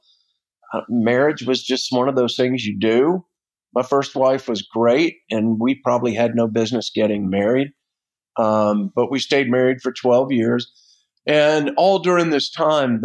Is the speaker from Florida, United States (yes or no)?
yes; Florida, United States; I grew up in Florida on the beach. My family homesteaded down there in the 1800s